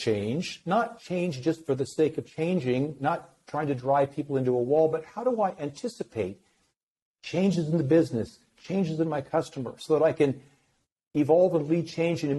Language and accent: English; Iowa, United States; I grew up in Iowa, the Midwest